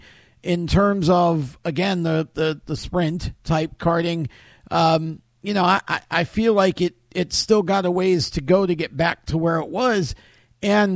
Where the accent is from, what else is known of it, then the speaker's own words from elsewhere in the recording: New York, United States; moved away; I'm originally from New York too